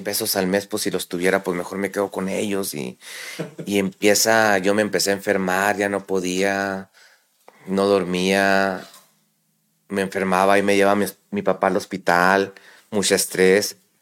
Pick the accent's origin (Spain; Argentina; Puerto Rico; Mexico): Mexico; La Perla, Chihuahua; also born or lived in Camargo, Chihuahua / United States / Ciudad Juárez, Chihuahua; Yo soy originario de La Perla, Chihuahua, un mineral a una hora de aquí de, de Camargo